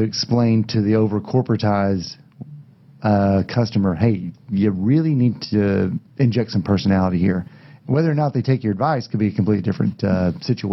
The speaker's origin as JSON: {"language": "English", "town": "Gainesville", "region": "Texas", "country": "United States", "tie": "born or raised there", "said": "I grew up in Gainesville"}